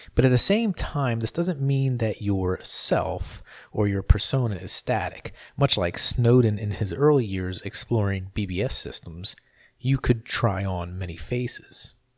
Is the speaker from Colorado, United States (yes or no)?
no; New Jersey, United States; I grew up in South Jersey, which was a stone's throw from Philadelphia